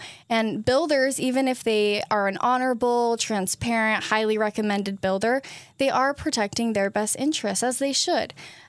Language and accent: English; Hurricane, Utah, United States; also born or lived in Ogden, United States; Yeah, so I was born in Ogden, Utah.